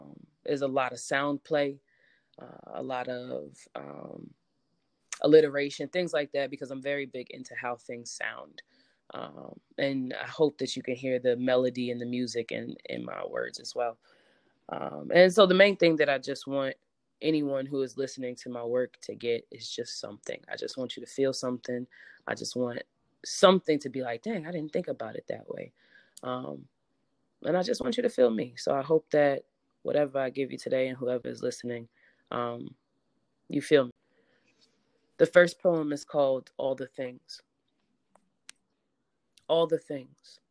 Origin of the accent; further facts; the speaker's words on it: New Jersey, United States; I'm from Jersey